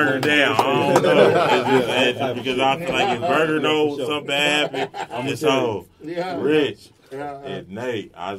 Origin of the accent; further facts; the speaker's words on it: Oakland, California, United States; I'm from West Oakland.